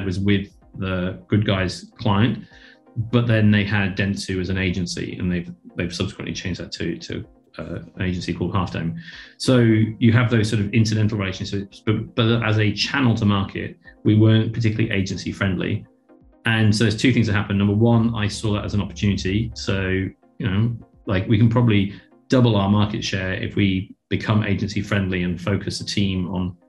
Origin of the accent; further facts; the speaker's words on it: United Kingdom; moved away as an adult; now in Australia; coming in as a Brit